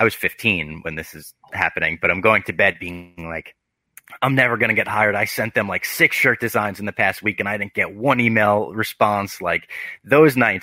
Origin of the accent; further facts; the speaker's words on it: New Jersey, United States; now in New York, United States; I grew up in New Jersey